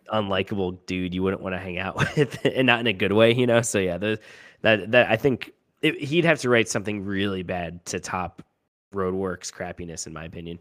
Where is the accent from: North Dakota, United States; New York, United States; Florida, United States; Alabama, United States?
Florida, United States; I grew up mainly in Florida